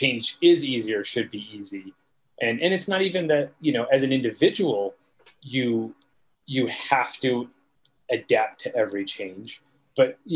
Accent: New England, United States; I'm from New England, we call them rotaries.

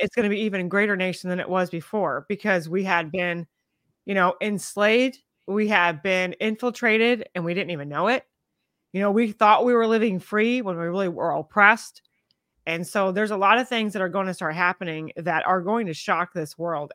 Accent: United States; I'm such an American, I have an American spirit and an American patriot, and I love my nation

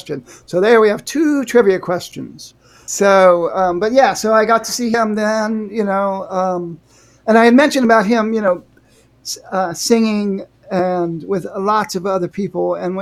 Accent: Northwest Ohio, United States; I grew up in Northwest Ohio

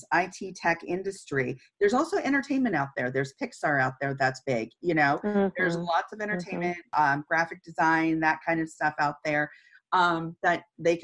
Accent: Santa Cruz, California, United States; I grew up in California. I grew up in Santa Cruz, which was just right outside of the Bay Area.

